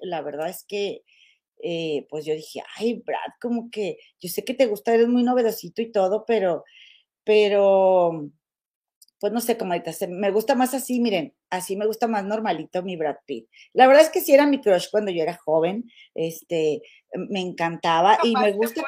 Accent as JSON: {"language": "Spanish", "town": "Monterrey", "region": "Nuevo León", "country": "Mexico", "moved": "yes", "lives_now": "Chicago, United States", "said": "nosotros, somos de Monterrey"}